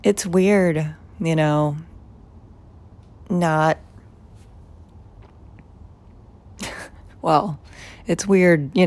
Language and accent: English; Tucson, Arizona, United States; moved away; growing up in Tucson, very middle class